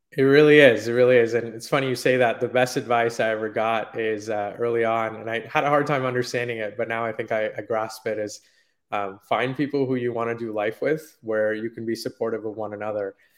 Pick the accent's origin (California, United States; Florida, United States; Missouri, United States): California, United States; Silicon Valley, Bay Area; I grew up in Silicon Valley in the Bay Area